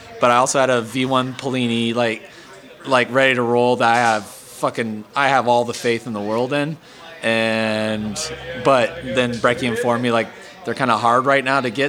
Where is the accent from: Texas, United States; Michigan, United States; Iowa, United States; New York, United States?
Iowa, United States; Council Bluffs; moved away; also born or lived in France; I'm from the Iowa side, not the Nebraska side, not the Omaha side.